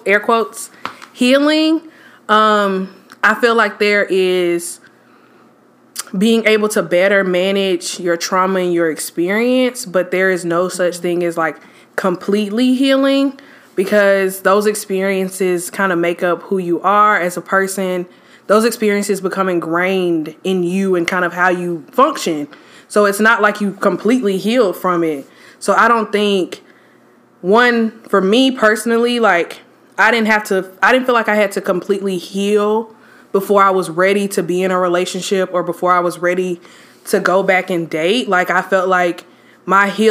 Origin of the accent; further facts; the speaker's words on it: Atlanta, Georgia, United States; I am originally from Atlanta.